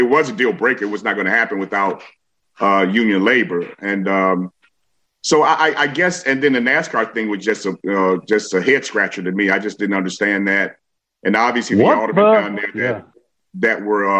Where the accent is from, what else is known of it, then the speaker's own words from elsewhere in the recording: Chicago, Illinois, United States; I am a Chicagoan